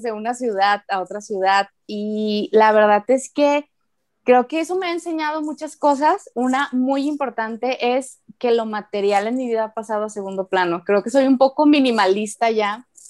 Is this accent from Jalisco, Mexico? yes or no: yes; Guadalajara, Jalisco, Mexico; moved away as an adult; also born or lived in Manzanillo, Colima; viví en Guadalajara hasta los 22 años